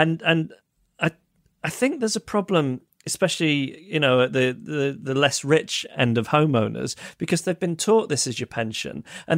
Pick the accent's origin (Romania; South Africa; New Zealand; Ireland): Ireland; now in United Kingdom; I'm from Ireland, but live in the UK. In the Republic of Ireland, we had mandatory civics classes from the ages of 12 to 15